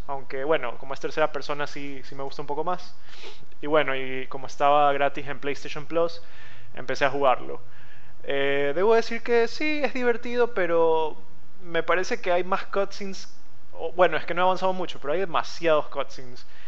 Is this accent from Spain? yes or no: no; Guayaquil, Guayas, Ecuador; soy de Ecuador, nací en Ecuador y sigo viviendo en Ecuador, específicamente Guayaquil